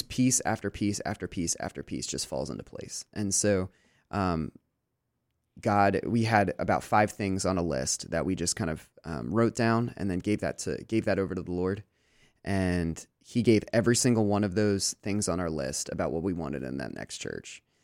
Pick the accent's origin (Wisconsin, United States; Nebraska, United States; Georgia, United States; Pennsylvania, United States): Pennsylvania, United States; Lancaster; moved away as an adult; also born or lived in Des Moines, Iowa; I grew up in Lancaster, and I never, I, I, you know, I've traveled, but I never lived anywhere else except for Chicago for about four months.